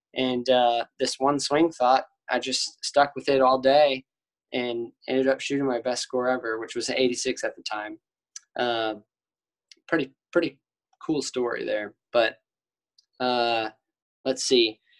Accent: Cedar Park, Texas, United States; I'm from Cedar Park

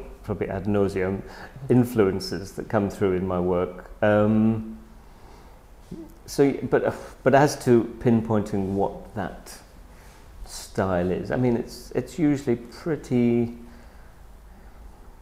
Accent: United Kingdom; I am very British

